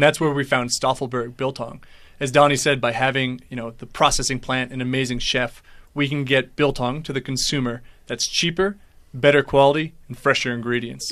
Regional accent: United States; accent: American; moved away as an adult; now in South Africa; as you can tell by my accent, I'm, I'm American, uh, but I've been here for five years, and I'm married to a local

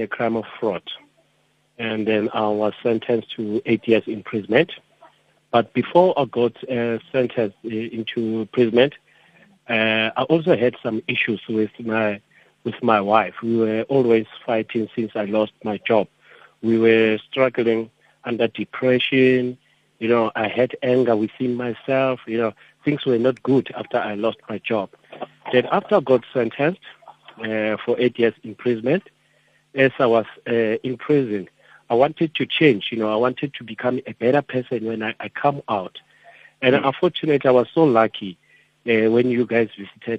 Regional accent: Roodepoort, Gauteng, South Africa; I was born in Roodepoort. I'm matriculated also in Roodepoort.

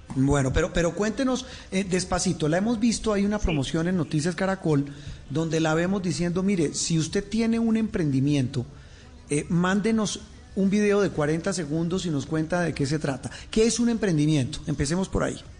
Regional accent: Colombia; como colombianos

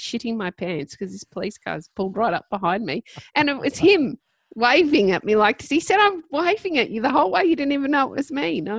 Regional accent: Ipswich, Queensland, Australia; And then we get into Ipswich. I'm pulling into my hometown.

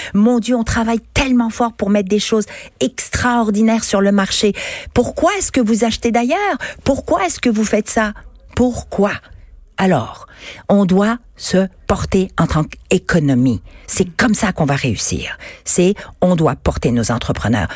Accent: Quebec, Canada; Je suis québécoise, canadienne, je suis femme, je suis européenne, je suis universelle, puisque je viens d'origines multiples

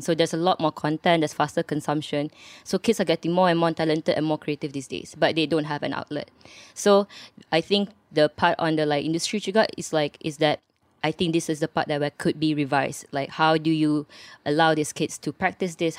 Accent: Subang Jaya, Selangor, Malaysia; I'm from Subang Jaya, and I'm one of the partners of Safe House K L

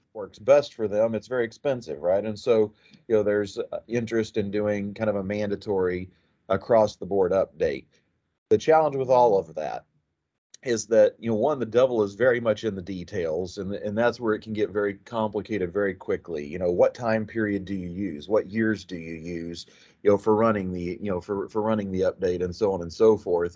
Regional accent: Chattanooga, Oklahoma, United States; moved away as an adult; now in Texas, United States; I grew up in southwestern Oklahoma.

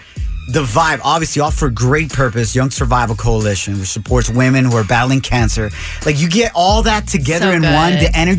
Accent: Santa Ana, California, United States; growing up in Santa Ana, California

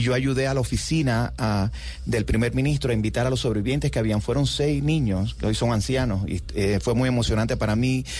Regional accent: Cuba; moved away as an adult; also born or lived in New York, United States; now in United States; yo crecí en los 60 y los 70, en los 70 y los 80 en Cuba

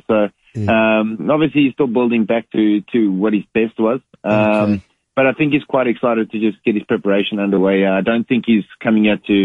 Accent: South Africa; Normally I come from South Africa

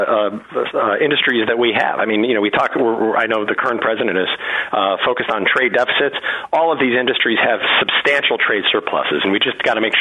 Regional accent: Skokie, Illinois, United States; I grew up in Skokie

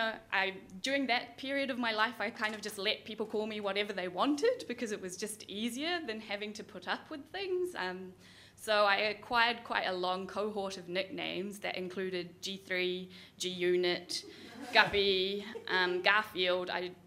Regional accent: New Zealand; oh, well, I can't tell people that I'm from New Zealand because no one would believe me, which is really annoying. And I didn't want to say that I was Indian because with that comes a lot of expectation.

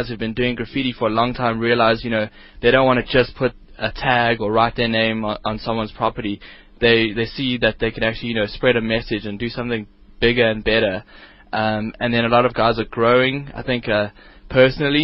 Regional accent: Johannesburg, Gauteng, South Africa; my hometown of Johannesburg

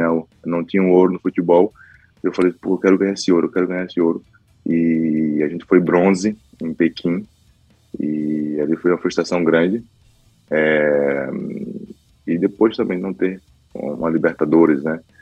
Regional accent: Recife, Pernambuco, Brazil; moved away; also born or lived in São Paulo; minha terra, Recife

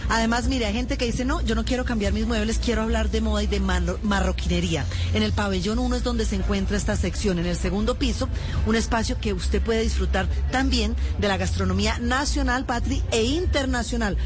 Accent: Colombia; como buen colombiano

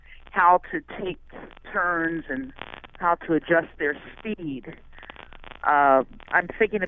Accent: New Jersey, United States; now in Glastonbury, United States; I grew up in South Jersey, so that's where I learned how to drive in a circle.

